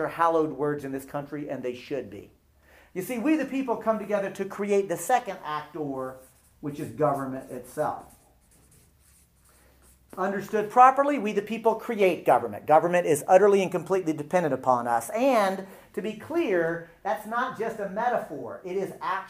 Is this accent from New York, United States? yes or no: no; Texas, United States; I'm from Texas.